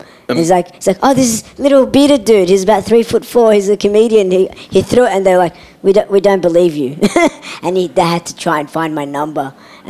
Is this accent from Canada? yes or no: no; Australia; I'm Australian. I've got Lebanese heritage.